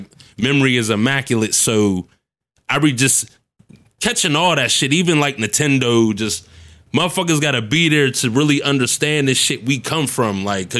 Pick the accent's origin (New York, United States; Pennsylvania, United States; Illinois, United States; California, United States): Pennsylvania, United States; Homestead; It was more so, okay, I was born on the Hill, moved to Homestead when I was about, I can remember, 4 or 5 years old.